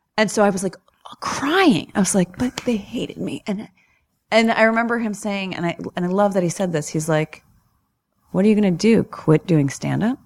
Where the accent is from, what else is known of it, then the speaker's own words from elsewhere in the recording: New York, United States; I'm from New York